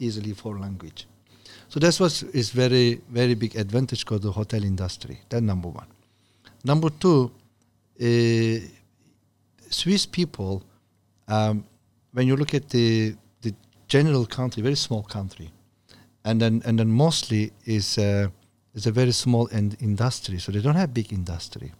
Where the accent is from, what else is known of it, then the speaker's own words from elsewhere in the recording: Turkey; English is a second language; moved away as an adult; now in China; I'm from Turkey